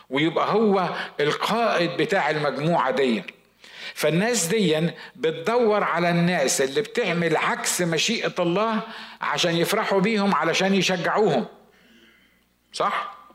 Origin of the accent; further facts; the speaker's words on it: Upper Egypt, Egypt; عندنا في الصعيد زمان كانوا بيقولوا عندنا مثل اسمه البيض الخربان يتكحرت على بعضه